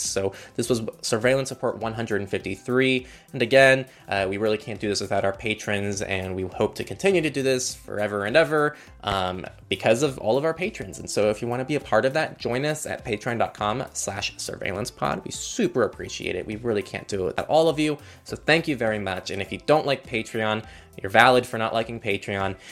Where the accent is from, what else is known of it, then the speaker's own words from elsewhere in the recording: California, United States; as a Californian